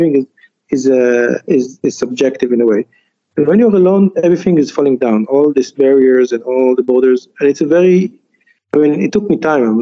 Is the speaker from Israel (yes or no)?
yes; Jerusalem, Jerusalem District, Israel; also born or lived in Djerba; now in Tunis, Tennessee, United States; I, I was born in Jerusalem, uh, sorry, in Jerba, and then I grew up in Jerusalem. A Tunisian mm-hmm. Jew